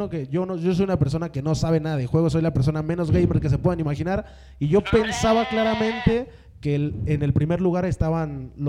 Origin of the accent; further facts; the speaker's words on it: Mexico; para mí, como mexicano, es un orgullo decir que tenemos un boxeador como Canelo Álvarez.